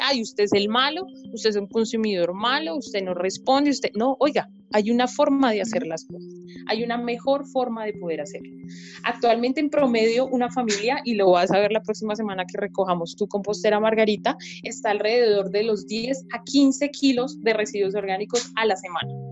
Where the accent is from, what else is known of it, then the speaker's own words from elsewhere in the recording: Colombia; como sociedad colombiana